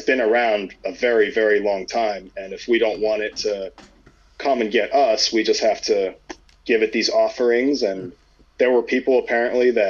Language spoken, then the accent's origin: English; Kandahar, Afghanistan; moved away; I'm from Kandahar.